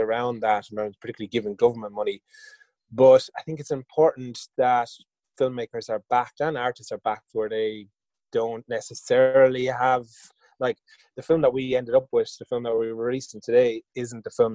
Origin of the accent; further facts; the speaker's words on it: Waterford, Munster, Ireland; I'm from Waterford originally